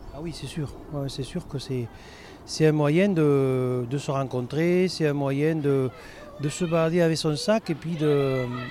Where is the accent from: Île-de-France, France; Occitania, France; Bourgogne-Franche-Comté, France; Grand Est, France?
Occitania, France; Aveyron; moved away; Je suis né dans l'Aveyron et j'ai grandi avec des vaches, des cochons